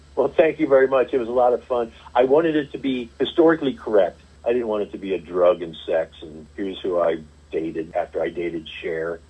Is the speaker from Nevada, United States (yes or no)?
no; St. Louis, Missouri, United States; also born or lived in Springfield, Missouri; I was the kid who grew up in St. Louis